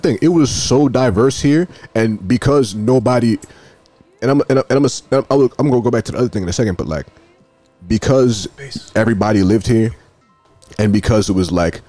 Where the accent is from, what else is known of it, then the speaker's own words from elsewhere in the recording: Sierra Leone; No, I'm from Sierra Leone.